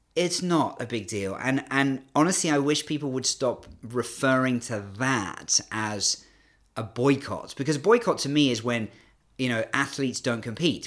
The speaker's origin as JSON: {"language": "English", "country": "United Kingdom", "also_born_or_lived": "Canada", "accent": "British", "moved": "as an adult", "lives_now": "China", "said": "despite my British accent, I'm actually half Canadian"}